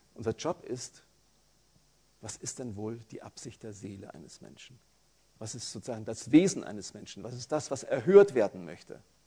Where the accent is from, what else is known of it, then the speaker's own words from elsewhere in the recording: Franconia, Bavaria, Germany; accent: Franconian; Also ich komme aus Franken, da, da kann man kein T und kein P sprechen